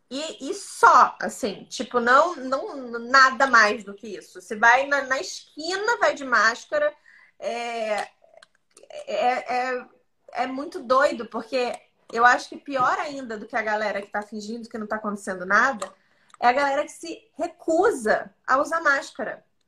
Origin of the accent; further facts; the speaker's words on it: Santa Catarina, Brazil; now in Rio de Janeiro, Brazil; Eu sou de Santa Catarina